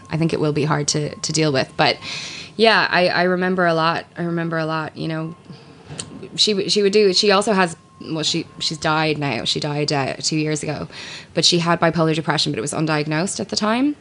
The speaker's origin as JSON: {"language": "English", "country": "Ireland", "said": "I am an Irish uh, person. Um, I do a radio show here in Ireland."}